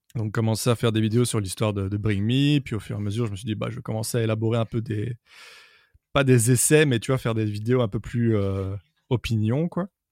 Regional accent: Brussels, Brussels-Capital Region, Belgium; je suis de Bruxelles

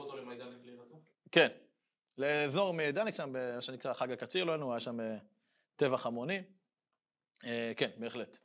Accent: Israel; אני גדלתי בקיבוץ הדתי, בבית ספר של הקיבוץ הדתי

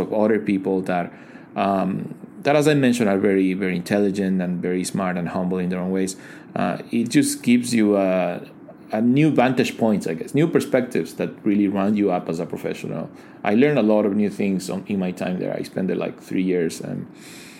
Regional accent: Ecuador; moved away as an adult; now in China; I am originally from Ecuador. I came to China in 2010 for 2 months. And here I am 10 years later, still here

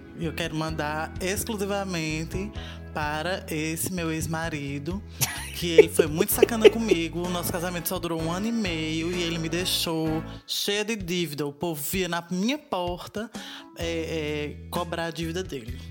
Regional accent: Paulo Afonso, Bahia, Brazil; sou de Paulo Afonso, na Bahia

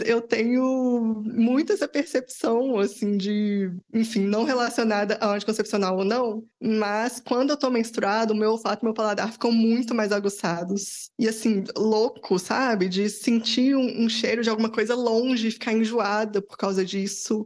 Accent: Belo Horizonte, Minas Gerais, Brazil; Eu sou de BH

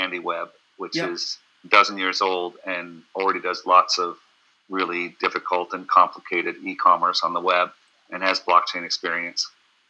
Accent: California, United States; You know, I come from Silicon Valley.

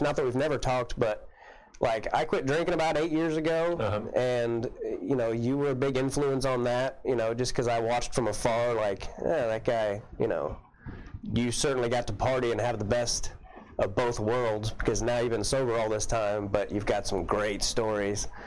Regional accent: Kansas City, United States; also born or lived in Camden, Arkansas / Hampton, Arkansas; I grew up in Kansas City

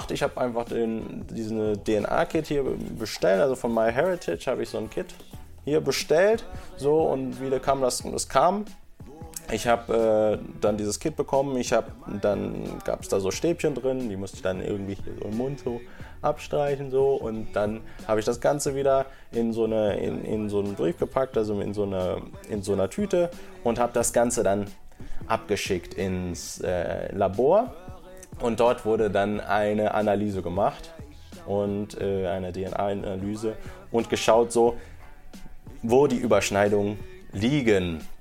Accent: Bochum, North Rhine-Westphalia, Germany; okay, ich komme aus Bochum in meinem Fall oder sowas, ne, wo ich geboren bin

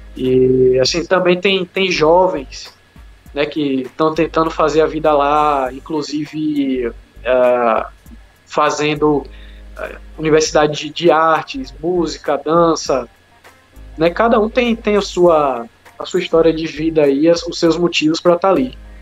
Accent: Brazil

